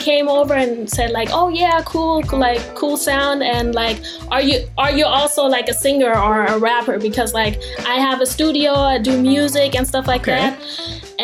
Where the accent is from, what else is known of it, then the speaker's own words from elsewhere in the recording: Germany; also born or lived in Darmstadt, Germany; Born and raised in Germany, and my dad is American